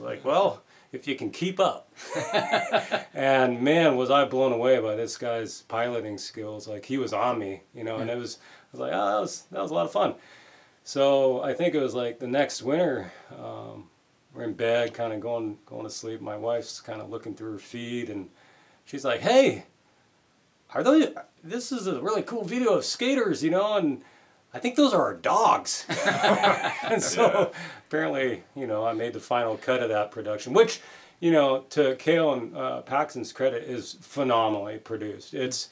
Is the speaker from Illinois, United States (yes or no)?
no; Anchorage, Alaska, United States; Growing up in Anchorage, it was pretty underground club back then